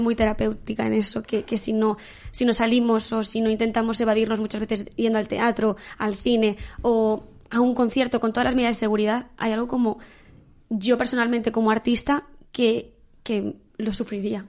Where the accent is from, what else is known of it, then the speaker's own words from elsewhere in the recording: Valladolid, Castile and León, Spain; soy de Valladolid, en Valladolid se vive mucho, muchísimo la Semana Santa